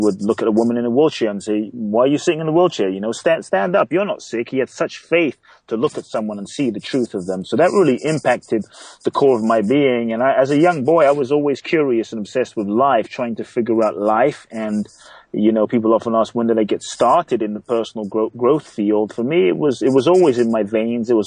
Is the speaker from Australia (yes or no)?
no; London, United Kingdom; moved away as an adult; also born or lived in Ghana; now in United States; I was born in Ghana, West Africa. My father's from Ghana. My mother's Japanese. I grew up in London. I live in the U.S. for over 18 years now.